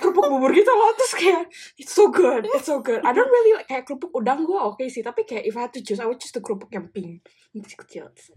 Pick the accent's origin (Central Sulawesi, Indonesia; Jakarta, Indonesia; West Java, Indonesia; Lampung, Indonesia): West Java, Indonesia; Bandung; moved away as an adult; now in Melbourne, Australia; gue sebagai orang Bandung